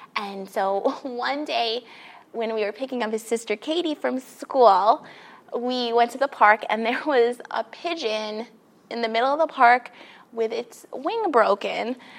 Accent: New York City, New York, United States; moved away as an adult; now in Los Angeles, United States; grew up in New York City, in Queens, uh, and then I came here. I moved to Los Angeles about three years ago now.

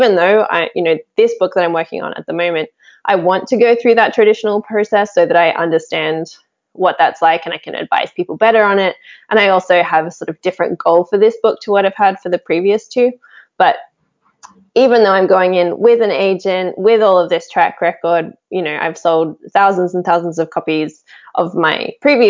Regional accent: Australia; I grew up in Australia

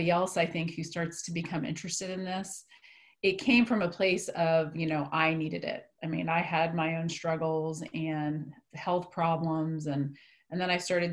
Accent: East Coast, United States; moved away as an adult; now in Wichita, United States; I'm actually from the East Coast.

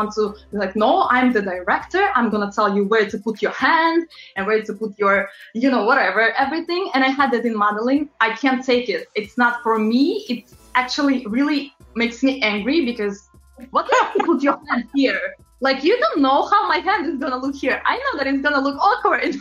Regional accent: Latvia; moved away as an adult; also born or lived in London, United Kingdom; now in New York, United States; I'm originally from Eastern Europe, very, very small country called Latvia

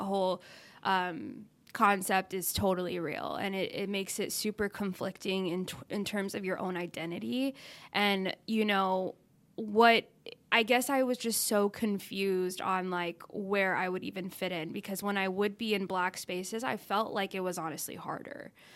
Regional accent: Dallas, Texas, United States; moved away as an adult; also born or lived in Arkansas; I grew up in Texas thinking that was the South, but I was in Dallas

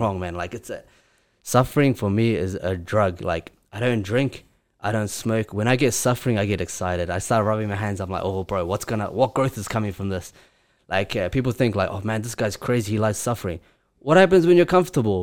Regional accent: Grozny, Chechnya, Russia; now in Auckland, New Zealand; I live in Auckland, New Zealand. I'm originally from Chechnya, Grozny, which is in Russia.

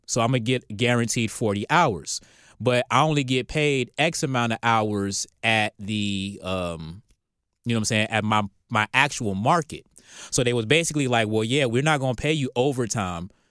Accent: Norfolk, Virginia, United States; now in Atlanta, United States; we're from Norfolk

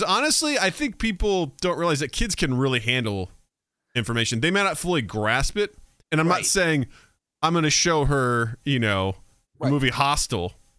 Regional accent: Missouri, United States; No, I was from Missouri. We weren't taught anything about the Jews.

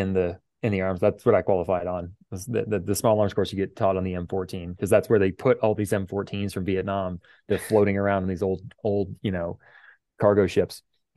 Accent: Houston, Texas, United States; we grew up in Houston, Texas, where, you know, people have guns.

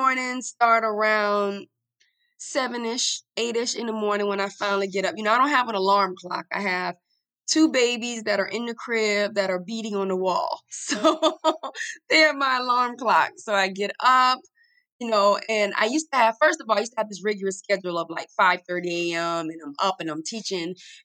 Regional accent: the South, United States; I'm from the South, but I think I was this city girl trapped in this Southern girl's body

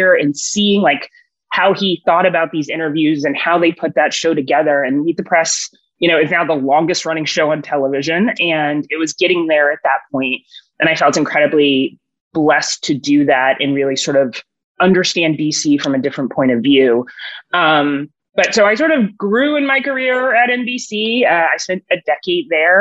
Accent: Houston, Texas, United States; moved away as an adult; also born or lived in Washington; I grew up in Houston, Texas

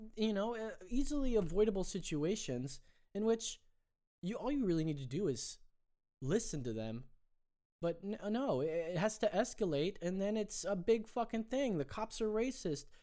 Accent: Anaheim, California, United States; I grew up in Anaheim, California

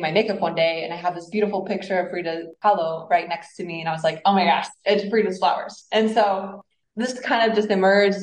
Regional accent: Mexico City, Mexico; moved away; also born or lived in Indianapolis, Indiana, United States; I was raised in Mexico City, so connecting to the fact that I am Mexican and was raised there

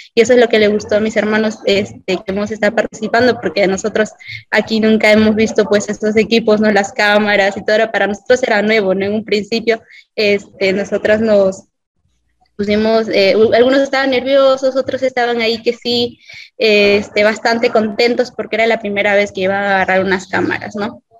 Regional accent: Peru; todos somos el Perú

